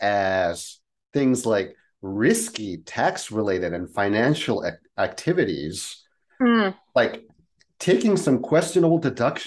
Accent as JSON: {"language": "English", "country": "Spain", "tie": "born or raised there", "moved": "yes", "said": "I grew up in Spain"}